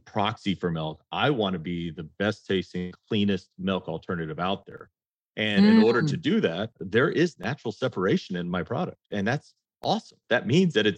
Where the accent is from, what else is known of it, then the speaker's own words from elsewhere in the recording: the South, United States; I grew up in the South